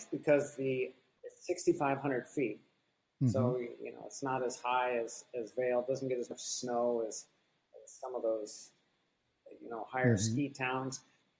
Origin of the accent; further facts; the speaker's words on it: Taiwan; born there; also born or lived in United States; So I was born in Taiwan, and in between these trips to different countries, we would live in Bethesda, Maryland